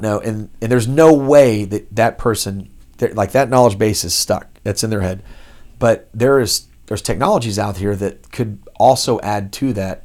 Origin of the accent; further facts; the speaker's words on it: Dallas, Texas, United States; also born or lived in Los Angeles; now in Houston, United States; I'm from Dallas